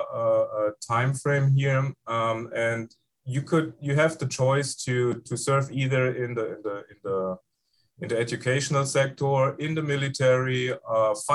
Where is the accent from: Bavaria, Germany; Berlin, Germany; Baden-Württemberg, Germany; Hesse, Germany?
Hesse, Germany; Frankfurt; English is a second language; moved away as an adult; also born or lived in Mainz, Germany; now in Iowa City, United States; I was raised and grew up in Germany in the Frankfurt area, in the former western part of Germany